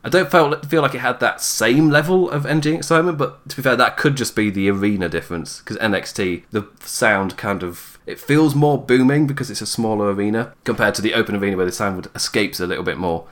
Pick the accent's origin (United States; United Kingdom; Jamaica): United Kingdom; England; I am English